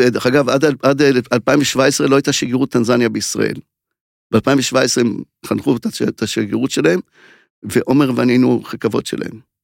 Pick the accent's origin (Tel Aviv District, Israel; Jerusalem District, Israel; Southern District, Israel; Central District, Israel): Southern District, Israel; Mishmar HaNegev; אני קיבוצניק ממשמר הנגב